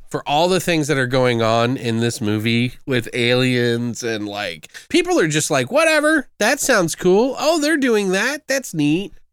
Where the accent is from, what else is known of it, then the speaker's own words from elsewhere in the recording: United States; I'm got an American brain